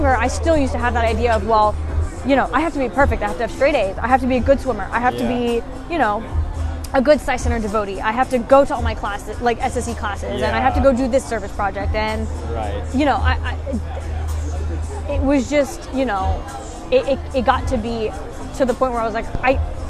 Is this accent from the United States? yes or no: yes; United States; growing up in American society